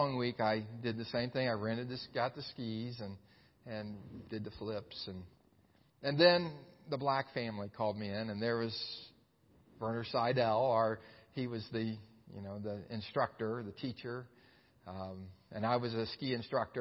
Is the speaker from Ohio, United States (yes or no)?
yes; Xenia, Ohio, United States; my hometown of Xenia, Ohio